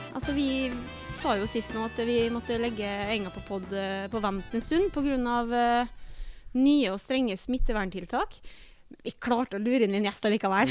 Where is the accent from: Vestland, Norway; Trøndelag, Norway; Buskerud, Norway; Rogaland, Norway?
Vestland, Norway; Bergen; Jeg er jo født og oppvokst i Bergen òg